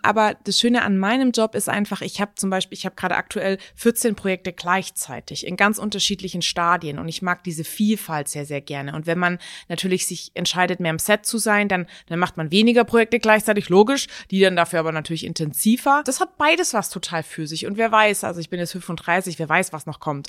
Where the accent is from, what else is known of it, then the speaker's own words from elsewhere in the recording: Stuttgart, Baden-Württemberg, Germany; moved away as an adult; also born or lived in Hamburg; now in Mainz, Germany; ich komme aus Stuttgart